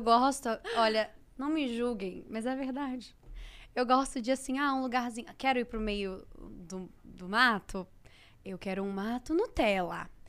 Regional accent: Volta Redonda, Rio de Janeiro, Brazil; now in São Paulo, Brazil; Nasci em Volta Redonda, é, que é interior do Rio. Cresci lá.

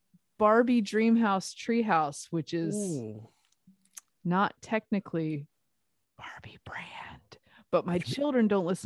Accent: the South, United States; That's a thing I learned when I moved here. I'm a Southerner. I am not trained for this.

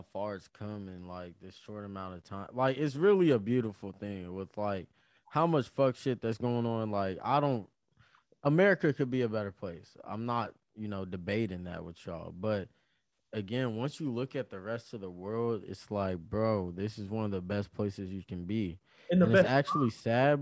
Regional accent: United States; I'm an American

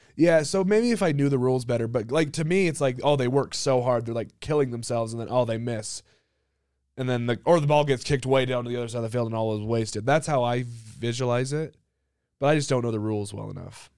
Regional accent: United States; I'm American

